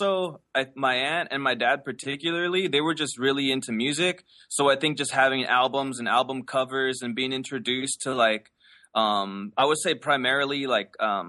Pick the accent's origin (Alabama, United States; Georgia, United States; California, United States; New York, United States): California, United States; Los Angeles; Yeah, I grew up in LA. I grew up in El Cerrito, which is located in the northeast area of LA.